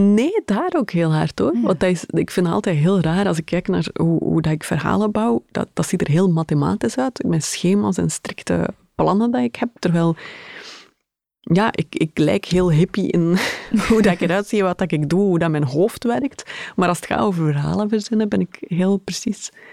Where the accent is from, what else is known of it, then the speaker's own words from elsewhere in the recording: Schaffen, Flanders, Belgium; moved away; mijn ouders woonden nog altijd in, in het mooie Schaffen